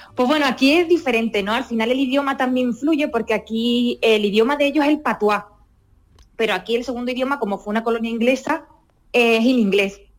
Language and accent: Spanish; Sanlúcar de Barrameda, Andalusia, Spain; moved away; yo me siento andaluza de cabeza a los pies, muy orgullosa de esa andaluza siempre lo digo, y, y sanluqueña